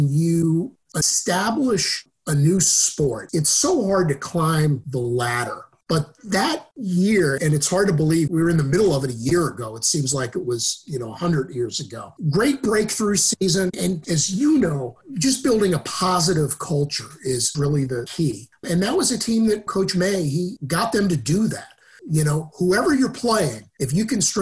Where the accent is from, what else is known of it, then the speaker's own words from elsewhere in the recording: New York, United States; also born or lived in Western Massachusetts; now in Southern Maine, United States; I was born in New York